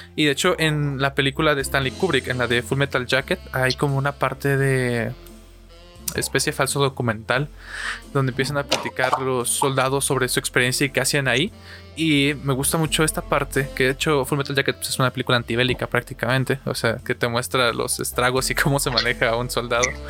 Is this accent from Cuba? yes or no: no; Mexico; en mi situación mexicana, como mexicano